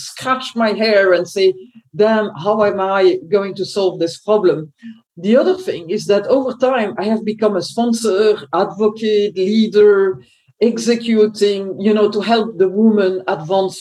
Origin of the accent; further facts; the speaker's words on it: Belgium; I was born in Belgium.